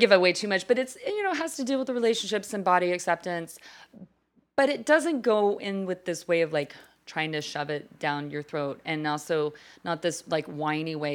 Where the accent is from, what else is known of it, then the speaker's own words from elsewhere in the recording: Fort Worth, Texas, United States; That's in my home, hometown